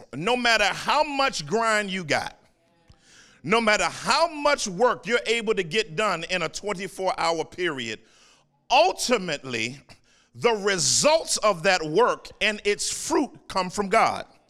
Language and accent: English; Washington, District of Columbia, United States; moved away; also born or lived in Texas; I grew up in Washington, D C